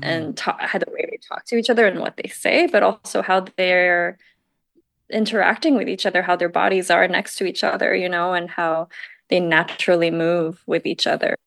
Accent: Taiwan; moved away; I'm from Taiwan

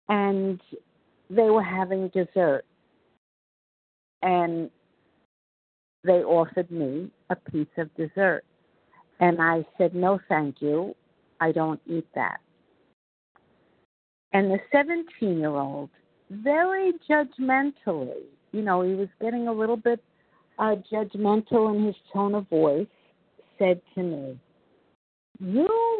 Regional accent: New York, United States; accent: New York; I'm from New York, as you probably can tell by my New York accent

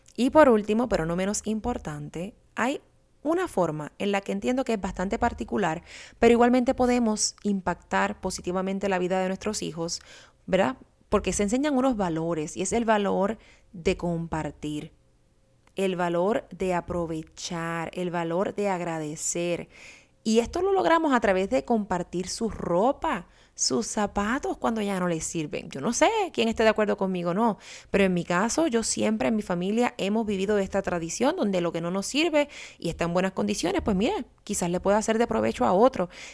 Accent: Puerto Rico; moved away as an adult; la mayoría de nosotros crecimos en Puerto Rico y nos hemos mudado entonces a otro país

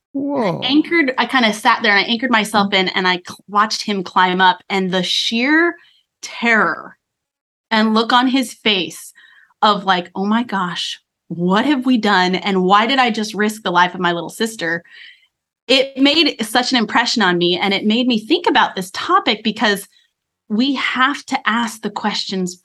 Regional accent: Colorado, United States; I grew up in Colorado

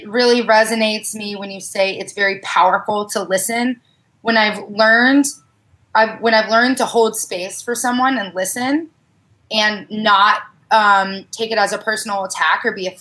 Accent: Oklahoma, United States; now in San Diego County, United States; I was raised in Oklahoma

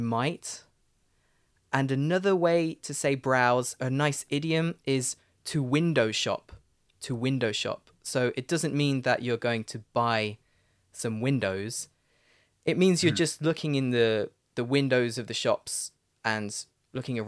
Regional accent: United Kingdom; accent: British; my British accent

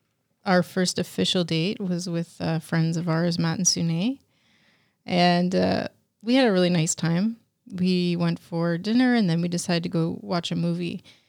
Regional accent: Canada; And I don't think I even understood the history because I was a kid and we're from Canada

